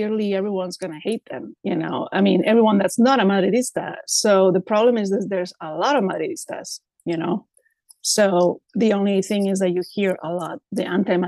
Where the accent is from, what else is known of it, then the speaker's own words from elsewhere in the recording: Valencia, Valencian Community, Spain; English is a second language; now in New York City, United States; I was born in Valencia